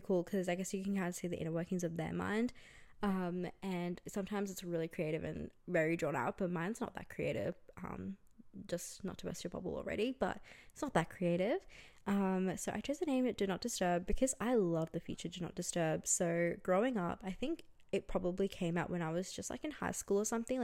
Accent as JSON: {"language": "English", "town": "Brisbane", "region": "Queensland", "country": "Australia", "tie": "born or raised there", "also_born_or_lived": "India", "moved": "as an adult", "lives_now": "Melbourne, Australia", "said": "I grew up in Australia. I grew up in Brisbane actually, and I moved to Melbourne a few years ago"}